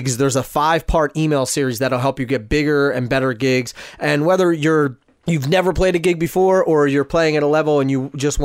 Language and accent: English; Philadelphia, Pennsylvania, United States; moved away; I'm originally from Philly